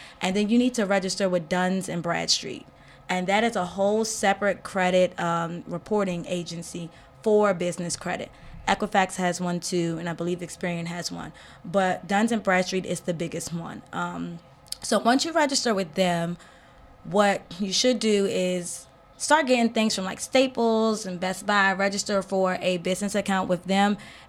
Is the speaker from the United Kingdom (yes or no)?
no; Trinidad & Tobago; moved away; also born or lived in Tennessee / Philadelphia / Charles County; I grew up in Charles County, so, well, okay, let's go back. In Trinidad, it's predominantly Black and Indian. Then I moved here to Tennessee, it's all white.